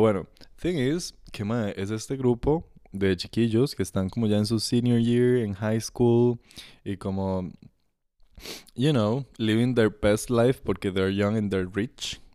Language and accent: Spanish; Costa Rica; aquí en el país, ¿verdad? Costa Rica